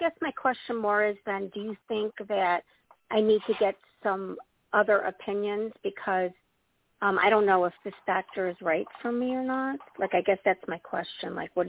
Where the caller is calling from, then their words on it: Midwest, United States; From the Midwest portion of the U.S.